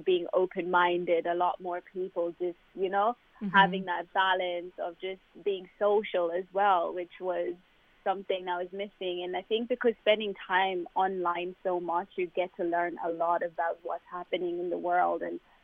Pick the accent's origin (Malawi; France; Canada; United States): Malawi; moved away; where I'm from Malawi